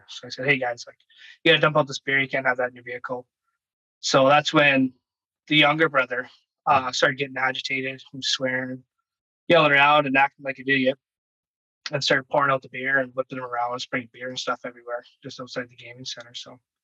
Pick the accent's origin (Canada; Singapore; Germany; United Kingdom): Canada; Virden, Manitoba; also born or lived in Lethbridge, Alberta / northern Alberta; I grew up in Vernon, Manitoba